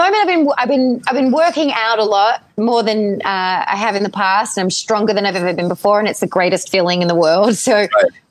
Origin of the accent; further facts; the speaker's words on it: Ireland; born there; My Irish background, like I was born in Ireland and I look very Irish.